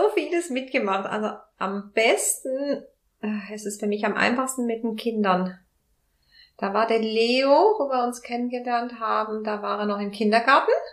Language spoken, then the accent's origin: German; Spain; moved away; ich bin Spanierin